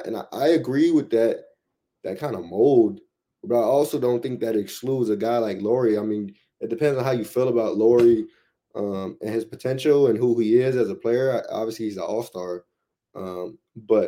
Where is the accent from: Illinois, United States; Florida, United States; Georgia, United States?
Illinois, United States; Chicago; also born or lived in Omaha, Nebraska; now in Oklahoma City, United States; I'm from Chicago